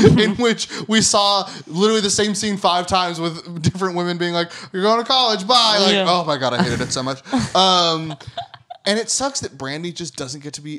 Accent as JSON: {"language": "English", "town": "Austin", "region": "Texas", "country": "United States", "tie": "born or raised there", "moved": "yes", "said": "Austin is my hometown."}